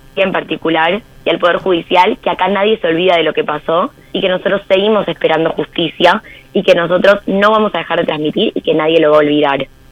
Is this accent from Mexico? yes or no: no; Argentina; Hoy nosotros en Argentina